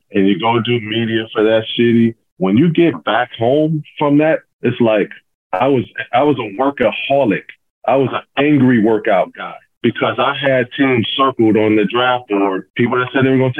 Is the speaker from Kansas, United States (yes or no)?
no; Pasadena, California, United States; When I was a kid, it was Michael Cooper. I grew up in Michael Cooper's basketball camps. We're all from Pasadena